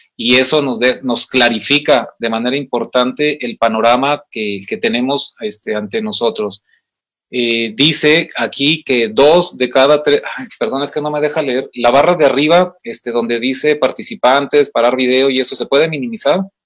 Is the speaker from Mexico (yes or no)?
yes; Mexico; como mexicanos, que como hispanos